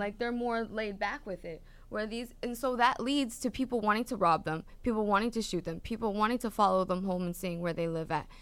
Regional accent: Canada; moved away; I'm from Canada

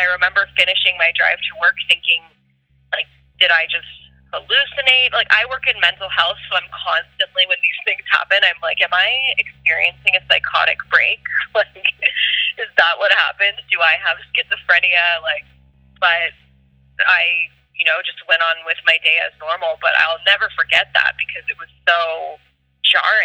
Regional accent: Thornhill, Ontario, Canada; I grew up in Thornhill, just north of Toronto

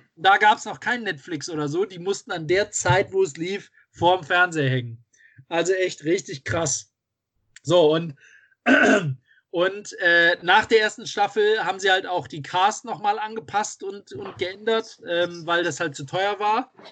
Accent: Düsseldorf, North Rhine-Westphalia, Germany; ich jetzt so weit weg von Düsseldorf bin und hier immer noch meine Heimatstadt sehe

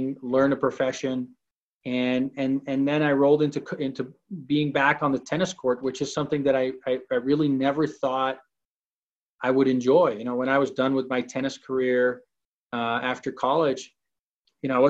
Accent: Amsterdam, North Holland, Netherlands; moved away as an adult; also born or lived in Arizona, United States; now in Salt Lake City, United States; I born and raised in Amsterdam, the Netherlands. Moved to the United States at age 18.

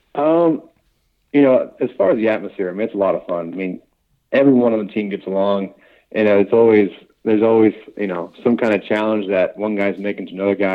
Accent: Cincinnati, Ohio, United States; We're, we're both from Cincinnati. We were born and raised there

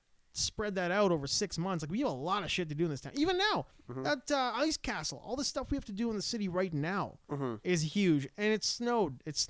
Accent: Canada; also born or lived in Edmonton; Overall, and not just being a Canadian.

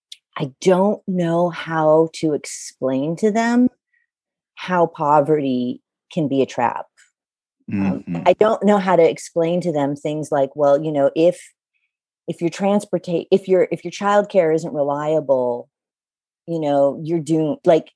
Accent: Louisiana, United States; I know I don't sound like I'm from Louisiana, but I really am.

